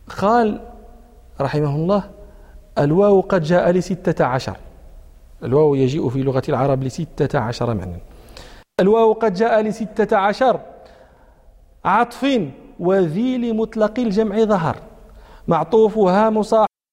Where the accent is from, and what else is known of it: Morocco